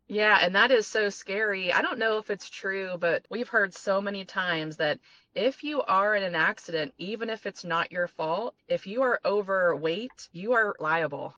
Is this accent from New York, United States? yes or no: no; Ohio, United States; moved away; also born or lived in Florida; We are from Ohio and then we moved to Florida for 20 years